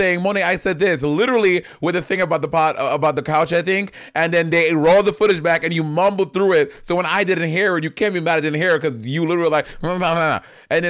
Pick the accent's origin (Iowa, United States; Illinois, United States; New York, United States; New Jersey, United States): New York, United States; New York City; I'm from Brooklyn, bitch. I'm from Brooklyn.